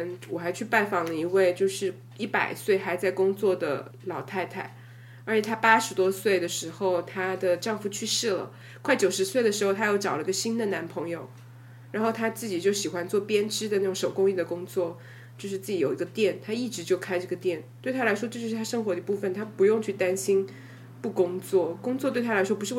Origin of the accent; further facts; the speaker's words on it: Sichuan, China; accent: Sichuanese; first language Sichuanese; 他就叫我们每个人用自己的母语来 hip hop 一段。然后我们最后就玩的超开心，到笑死了。你可以想象吗？我当时我决定我用四川话来 hip hop